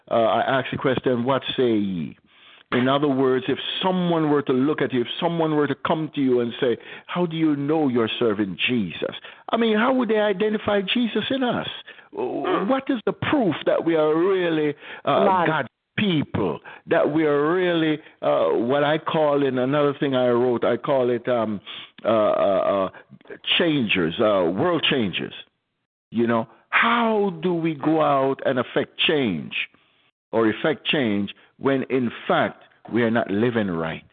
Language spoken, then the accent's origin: English; Jamaica; I'm from Jamaica, too. I'm from one of the tough sides of Jamaica